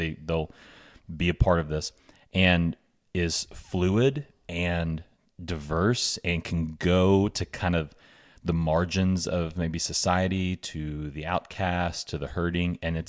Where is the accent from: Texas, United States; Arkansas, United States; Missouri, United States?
Arkansas, United States; Bentonville; I was raised in Bentonville. Been here my whole life since kindergarten. Graduated here, left for school for a few years, came back here